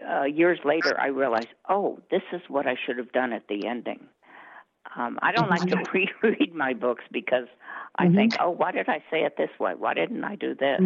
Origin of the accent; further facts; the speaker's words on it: Colorado, United States; also born or lived in Southern United States; I'm Western. I was born in the South, but I moved here when I was 6.